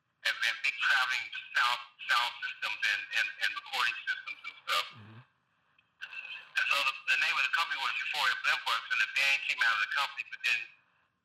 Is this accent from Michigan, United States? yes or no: no; Chicago, Illinois, United States; also born or lived in Louisville, Kentucky; I was born there. I grew up in Chicago